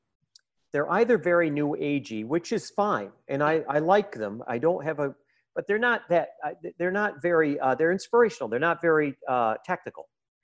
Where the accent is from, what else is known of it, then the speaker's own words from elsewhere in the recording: United States; I'm very American this way.